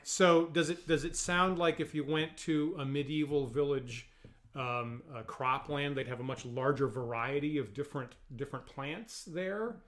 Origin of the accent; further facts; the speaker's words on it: United States; me as an American and and again one from a very rural location